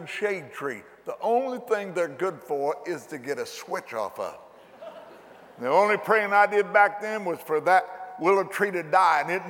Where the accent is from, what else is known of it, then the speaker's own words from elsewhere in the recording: McLeansboro, Illinois, United States; Walking down the street in my hometown, McLeansboro, Illinois